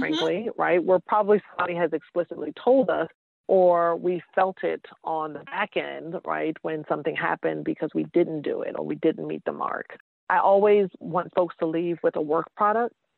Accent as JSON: {"language": "English", "town": "New York City", "region": "New York", "country": "United States", "also_born_or_lived": "Georgia / Massachusetts", "moved": "yes", "said": "I'm originally from New York, East Elmhurst. Shout out to Queens."}